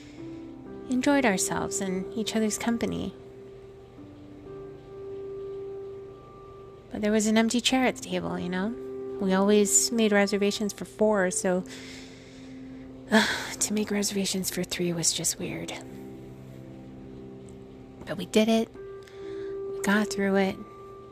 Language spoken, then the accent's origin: English; Guam; moved away; I can remember growing up on Guam